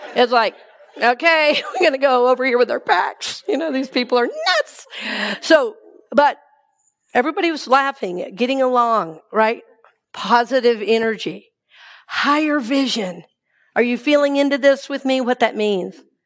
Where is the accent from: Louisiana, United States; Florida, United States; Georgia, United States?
Georgia, United States; Atlanta; now in Tampa, United States; I grew up in Atlanta.